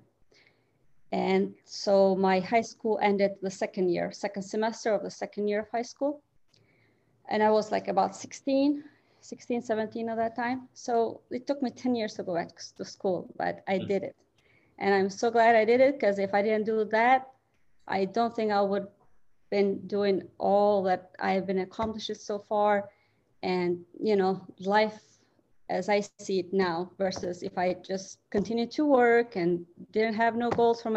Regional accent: Albania; English is a second language; moved away as an adult; now in Michigan, United States; I'm originally from Albania. I came here in 2003.

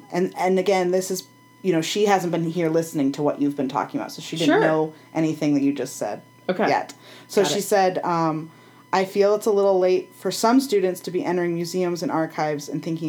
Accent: Detroit, Michigan, United States; so I grew up in Metro Detroit.

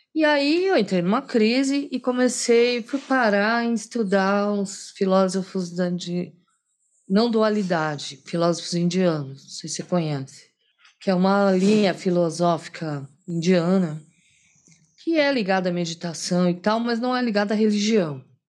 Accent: Brazil; eu sou brasileira

